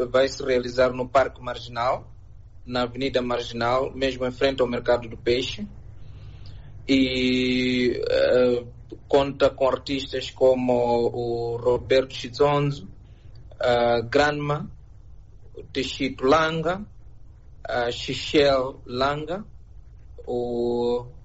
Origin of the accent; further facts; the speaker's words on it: Mozambique; sendo moçambicano